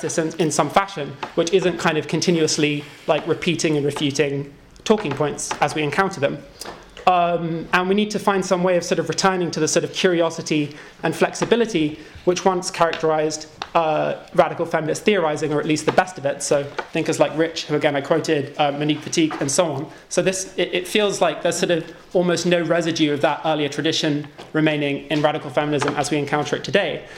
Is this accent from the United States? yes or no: no; United Kingdom; moved away; British emigres who've kind of moved on to greener pastures